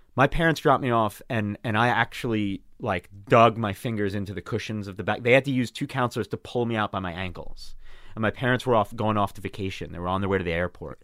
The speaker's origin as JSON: {"language": "English", "area": "Long Island", "region": "New York", "country": "United States", "tie": "born or raised there", "lives_now": "Brooklyn, United States", "said": "I grew up on Long Island surrounded by Jews."}